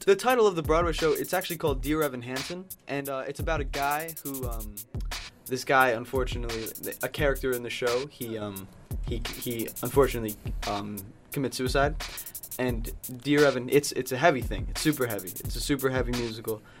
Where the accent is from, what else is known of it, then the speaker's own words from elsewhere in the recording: Newburgh, New York, United States; now in Albany, United States; I'm from Newburgh